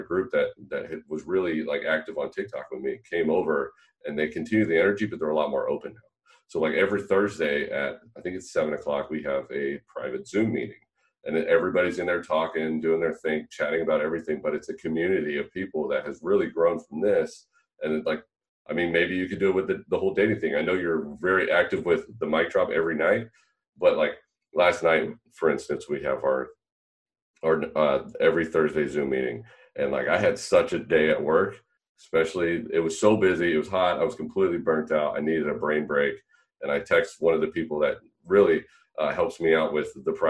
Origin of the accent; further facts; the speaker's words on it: about an hour from the Bay, California, United States; moved away; I'm from California originally, and I was about an hour from the Bay